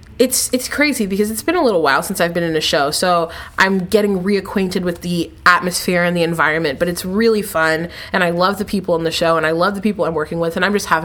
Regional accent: New Jersey, United States; now in Florida, United States; Well, I am 20. I grew up in New Jersey, but I now live in Florida.

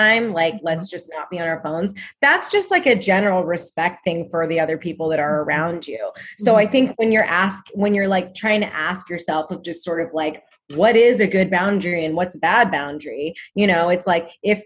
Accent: Oregon, United States; I'm from Oregon too

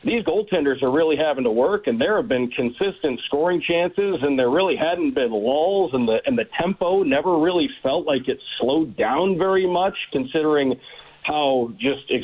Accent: Detroit, Michigan, United States; moved away; I grew up in the Detroit area

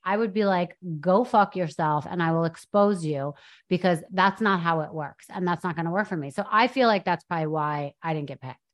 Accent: New York, United States; I went to private school in New York. I grew up in New York

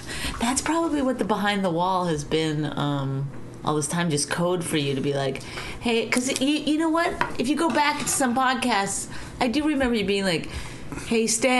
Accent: Canada; But I'm Canadian, so.

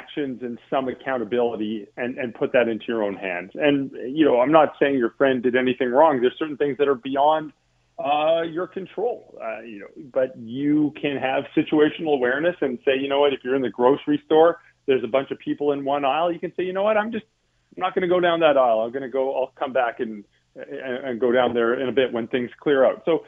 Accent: Calgary, Alberta, Canada; now in Toronto, Canada; I'm from Calgary originally

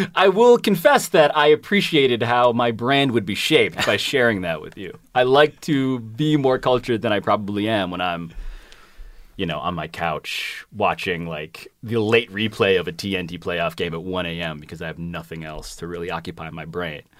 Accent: New York City, New York, United States; I'm from Manhattan. Born and raised

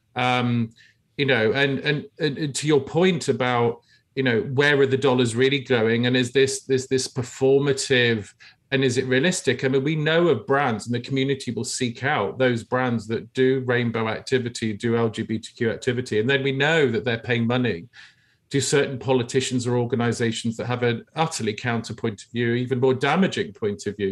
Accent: United Kingdom; I grew up in the United Kingdom

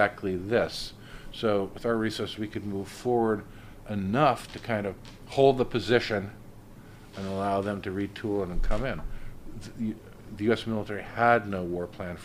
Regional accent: United States; I'm an American.

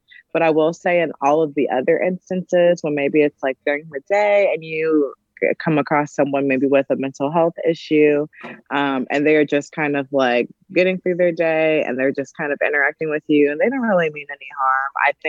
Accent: Chicago, Illinois, United States; I used to ride it active, like growing up in Hyde Park, going downtown, going further south, like to Chatham. Like I used to ride the red line from the south side all the way to Northwestern.

